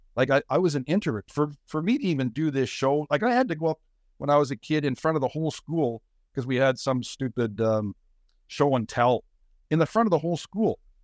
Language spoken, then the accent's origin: English; Saskatoon, Saskatchewan, Canada; also born or lived in Winnipeg; I grew up in Saskatoon. I was born in Saskatoon